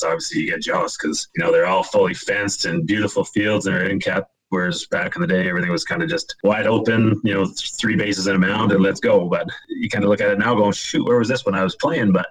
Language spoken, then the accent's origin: English; Kamloops, British Columbia, Canada; also born or lived in Penticton, British Columbia; I grew up in Kamloops, British Columbia, big baseball town